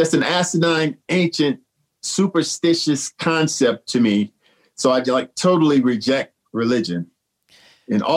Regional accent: St. Louis, Missouri, United States; my hometown of St. Louis

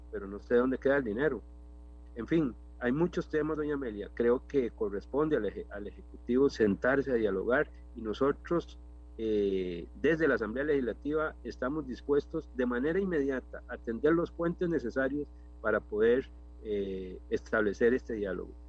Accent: Cartago, Costa Rica; en mi caso como diputado también, que soy de Cartago

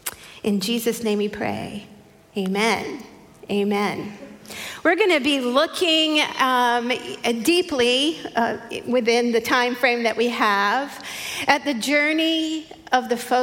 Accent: Long Island, New York, United States; if you haven't met me. I was born and raised on Long Island, New York, in an area of Nassau County, which is the gold right next to Queens, right on that border. I never had a New York accent.

